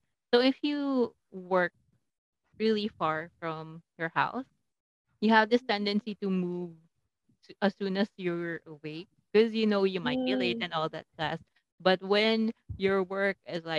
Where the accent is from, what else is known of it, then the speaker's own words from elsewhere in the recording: Calabarzon, Philippines; my hometown, the land of the heroes and whatever, I'm from Cavite